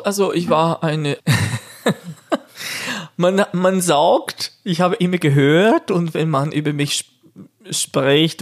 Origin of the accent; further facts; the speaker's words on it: Brazil; German is a second language; now in Switzerland; bei uns in Brasilien